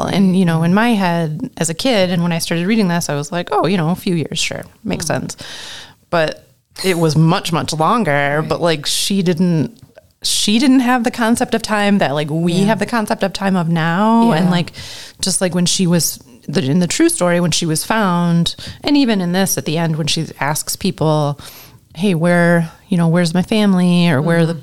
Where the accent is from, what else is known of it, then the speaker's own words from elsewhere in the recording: Michigan, United States; growing up in Michigan and pretty much having only lived in Michigan